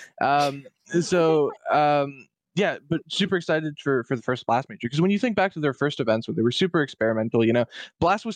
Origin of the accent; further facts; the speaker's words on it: Canada; I'm French Canadian